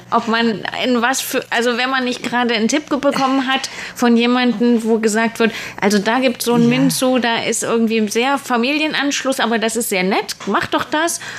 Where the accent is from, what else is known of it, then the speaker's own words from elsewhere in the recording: Germany; wäre das was für mich als Deutscher?